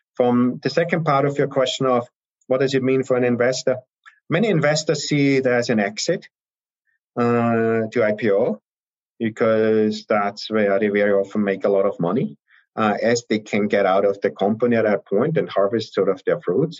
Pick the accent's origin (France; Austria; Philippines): Austria; moved away as an adult; also born or lived in Salzburg, Austria / Heidelberg, Germany / Vienna, Austria; now in United States; I'm originally from Austria.